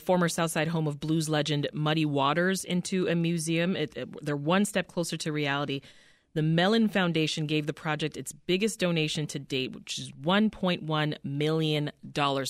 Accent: Canada; now in Chicago, United States; my hometown, Canada

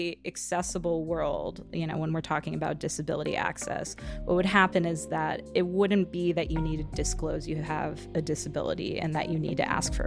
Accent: western Chicago suburbs, Illinois, United States; now in Chicago, United States; I'm originally from the West Suburbs

